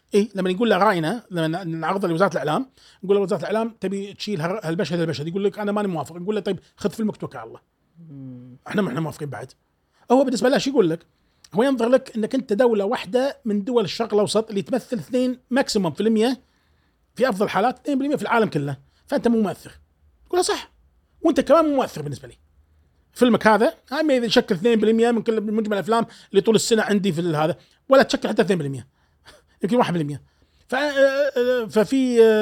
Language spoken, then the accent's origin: Arabic; Kuwait; accent: Kuwaiti